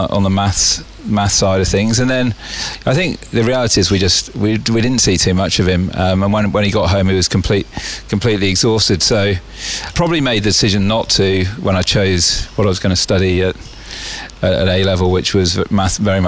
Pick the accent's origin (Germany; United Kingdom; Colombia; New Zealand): United Kingdom; Birmingham, West Midlands; now in Australia; growing up in Birmingham